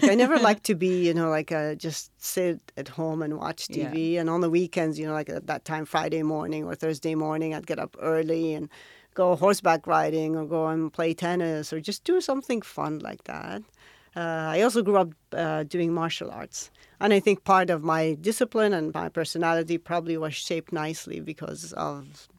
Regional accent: Riyadh, Riyadh Province, Saudi Arabia; now in Jeddah, Saudi Arabia; I was born in Riyadh, and I went to school in Riyadh. I'm originally from Mecca, but my dad had moved to Riyadh for a job, and I lived there most of my adult life until I got married, and then I moved to Jeddah.

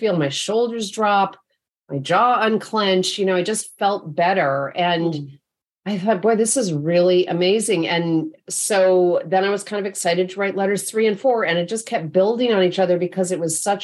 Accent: upstate New York, United States; now in Bay Area, United States; I live in the Bay Area now, but my folks were still in upstate New York where I grew up

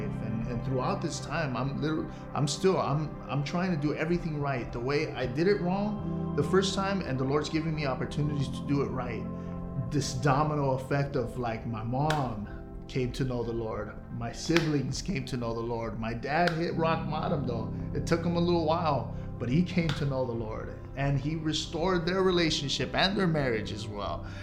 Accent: Los Angeles, California, United States; I'm from Los Angeles, California. I was born in Queen of Angels

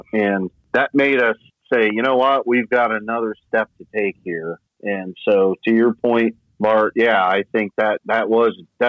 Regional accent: Miami, Florida, United States; moved away as an adult; because I'm from Miami.

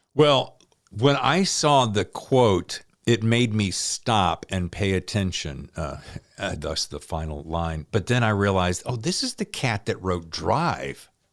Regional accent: Tobaccoville, North Carolina, United States; also born or lived in Winston-Salem, North Carolina; The town I grew up in, Tobacco-ville.

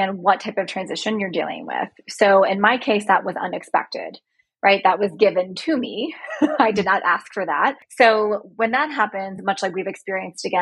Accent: right outside of Tampa, Florida, United States; moved away as an adult; also born or lived in Buffalo, New York / Tennessee; now in Chicago, United States; I grew up in right outside of Tampa, Florida.

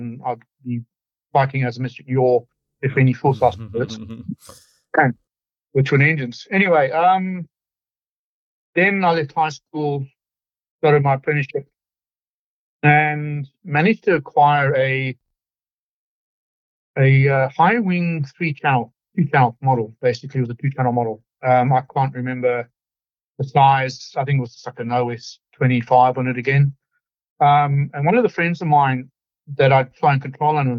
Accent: Zimbabwe; moved away as an adult; also born or lived in United Kingdom; now in Victoria, Australia; I actually grew up in Zimbabwe, which was formerly Rhodesia for the people over 50

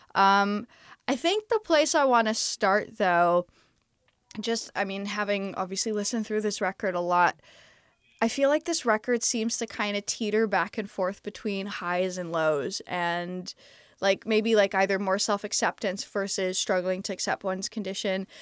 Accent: Canada; also born or lived in Texas; now in Los Angeles, United States; I'm Canadian.

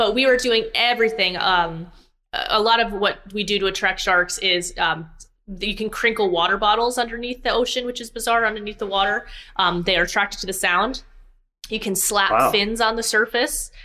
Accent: South Florida, United States; I'm from South Florida. I've been around the ocean almost my whole life

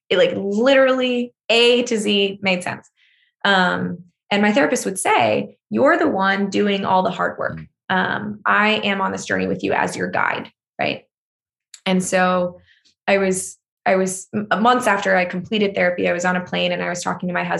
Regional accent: United States; an American

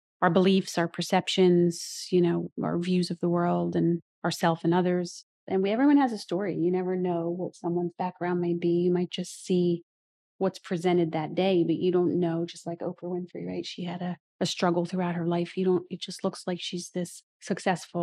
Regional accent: Rosenhayn, New Jersey, United States; also born or lived in Marlton, New Jersey; I grew up in South Jersey, further south in Cumberland County

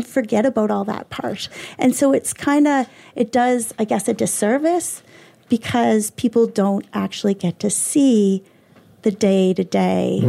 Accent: Cole Harbour, Nova Scotia, Canada; also born or lived in South Carolina; I'm from Cole Harbour

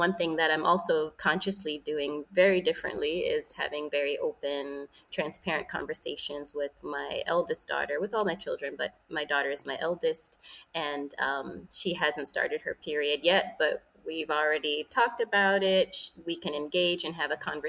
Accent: New York City, New York, United States; I was raised in New York City to Jamaican immigrants

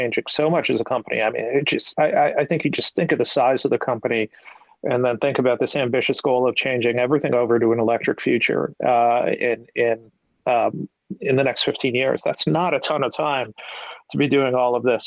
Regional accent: Pennsylvania, United States; I'm from Pennsylvania

